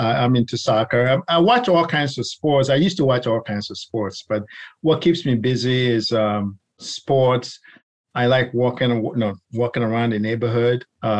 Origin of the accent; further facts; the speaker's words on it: Ghana; also born or lived in New York; now in Maryland, United States; So my background, so originally born in New York, but raised in Ghana, where my grandparents are from. So I've kind of lived all over the place.